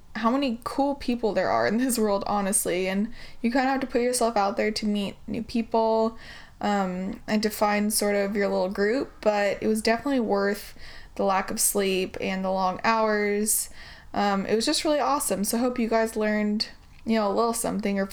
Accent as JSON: {"language": "English", "town": "Portland", "country": "United States", "also_born_or_lived": "California", "moved": "as an adult", "said": "we're all from Portland"}